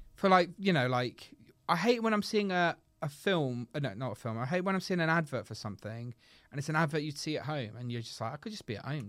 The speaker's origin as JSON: {"language": "English", "country": "United Kingdom", "said": "we're British"}